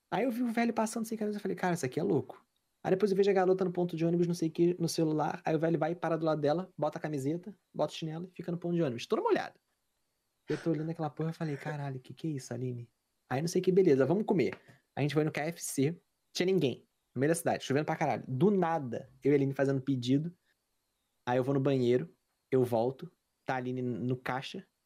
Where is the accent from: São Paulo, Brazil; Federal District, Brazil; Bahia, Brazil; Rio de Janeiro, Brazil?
Rio de Janeiro, Brazil; moved away as an adult; now in Canada; eu cresci no Meyer. Sou de Caxias